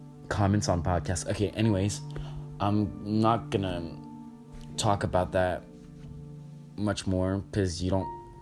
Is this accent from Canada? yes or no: yes; Canada; I'm Canadian